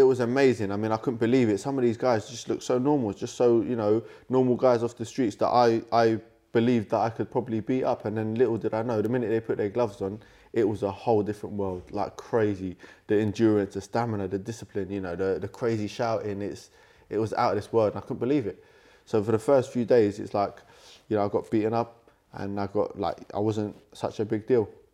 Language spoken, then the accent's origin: English; London, United Kingdom; born and raised in London. Um, I'm a London boy